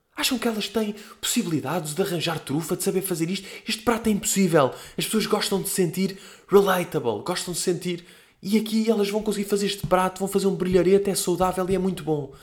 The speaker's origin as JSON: {"language": "Portuguese", "country": "Portugal", "said": "nós, tipo, que somos portugueses"}